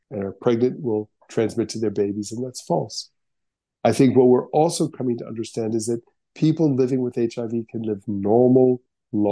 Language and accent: English; United States; as an American